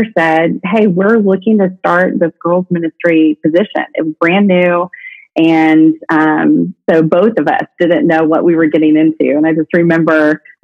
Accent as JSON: {"language": "English", "region": "the North", "country": "United States", "moved": "yes", "lives_now": "Brentwood, Tennessee, United States", "said": "I'm from the North"}